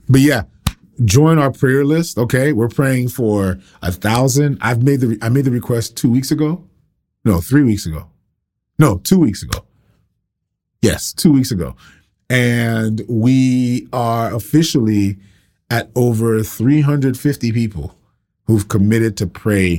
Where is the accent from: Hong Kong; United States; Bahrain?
United States; Broward County, Florida; moved away as an adult; now in Tampa, United States; I'm from Broward, but I don't live in Broward now.